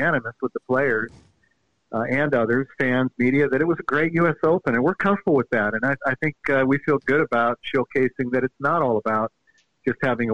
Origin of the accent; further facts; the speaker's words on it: Seattle, Washington, United States; moved away; I'm from the Seattle area originally, and I grew up playing in the misty June mornings